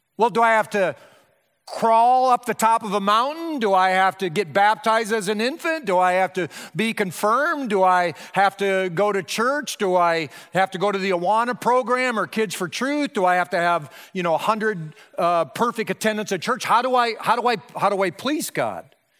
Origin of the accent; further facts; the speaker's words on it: Breda, Iowa, United States; moved away; my hometown, Breida, Iowa, which was four hundred ninety-nine people in nineteen seventy-five